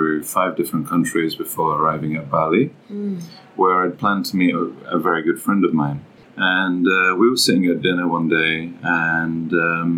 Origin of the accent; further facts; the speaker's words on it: London, United Kingdom; Born and raised in London